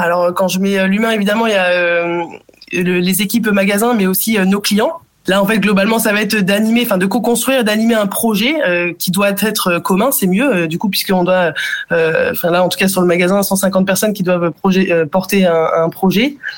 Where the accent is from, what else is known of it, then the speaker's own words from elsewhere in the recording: Bray-Dunes, Hauts-de-France, France; also born or lived in Africa / Germany / Australia; now in Paris, France; je suis née, j'ai grandi en Afrique et je suis arrivée du coup en France à l'âge de euh, de 6 ans. Le choix de mes parents ça a été euh, d'aller dans la ville la plus au nord de France finalement dans une ville prénommée Brédune